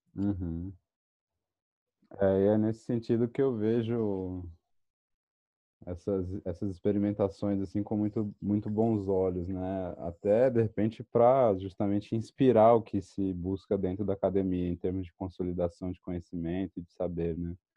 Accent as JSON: {"language": "Portuguese", "region": "São Paulo", "country": "Brazil", "tie": "born or raised there", "said": "eu cresci em São Paulo"}